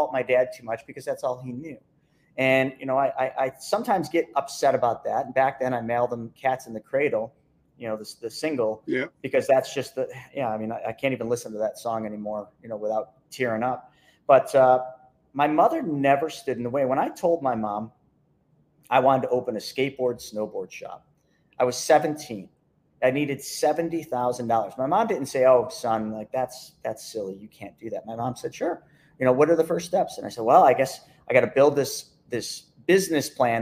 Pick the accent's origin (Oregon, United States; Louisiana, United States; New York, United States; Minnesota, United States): New York, United States; Lockport; I just grew up in a small little town named Lockport, New York